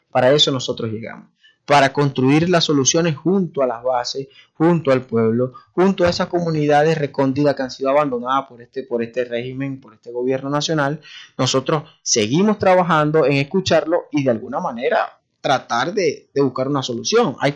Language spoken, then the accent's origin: Spanish; Maracaibo, Zulia, Venezuela; todos los problemas que tenemos nosotros como maracuchos.